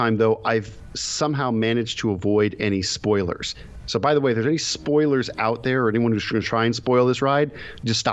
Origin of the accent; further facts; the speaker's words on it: Bay Area, California, United States; I'm from the Bay Area